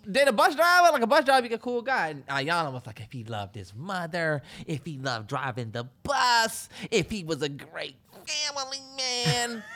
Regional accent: Washington, D.C. area, United States; even though we from this area, I'd never really been downtown DC

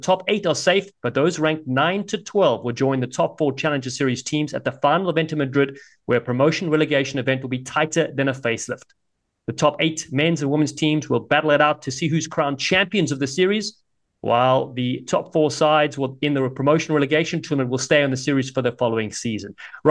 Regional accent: Cape Town, Western Cape, South Africa; now in Los Angeles, United States; my hometown, Cape Town, South Africa

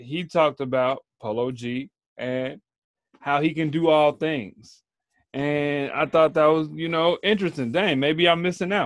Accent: Chicago, Illinois, United States; I'm from Chicago.

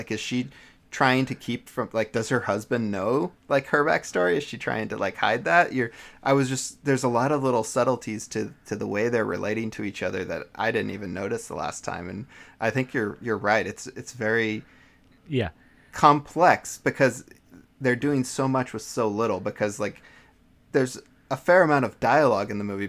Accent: Missouri, United States; I grew up in Southern Missouri, and when I first saw that movie, I was just like flabbergasted. It is the first time I'd seen the geography I grew up with on a film.

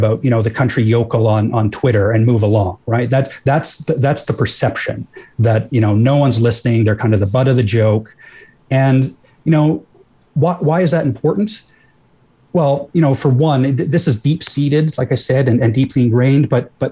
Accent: rural Alberta, Canada; I'm from rural Alberta too

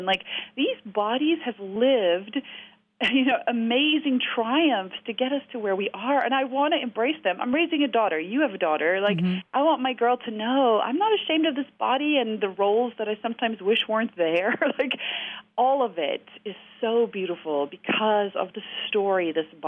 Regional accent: South Africa; I grew up in South Africa.

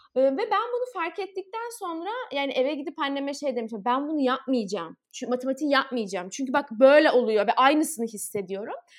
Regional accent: Istanbul, Turkey; ben 15 Kasım 1993 İstanbul doğumluyum.

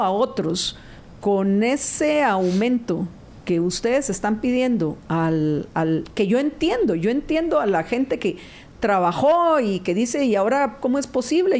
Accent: Guatemala; Somos guatemaltecos

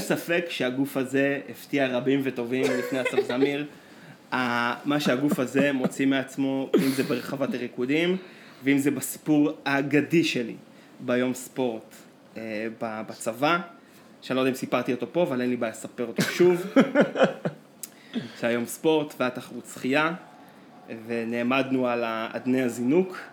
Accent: Israel; אנחנו מגיעים מקיבוץ של שחיינים

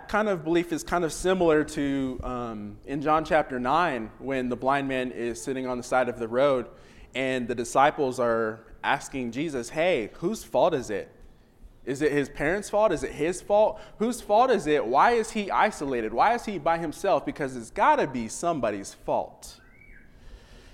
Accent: Washington, United States; now in Oklahoma, United States; I grew up in Washington

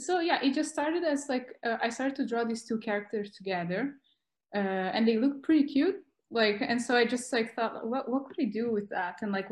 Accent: North Region, Brazil; English is a second language; also born or lived in South of Brazil / Portugal; now in Bologna, Italy; I'm from Brazil. I'm from the north of Brazil, but okay. I moved quite a lot. Like I also moved to the south of Brazil, then I went to Portugal.

